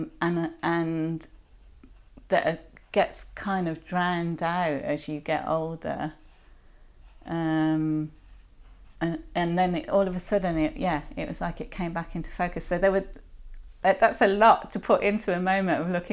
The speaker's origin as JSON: {"language": "English", "town": "Birmingham", "region": "West Midlands", "country": "United Kingdom", "tie": "born or raised there", "said": "I grew up in Birmingham"}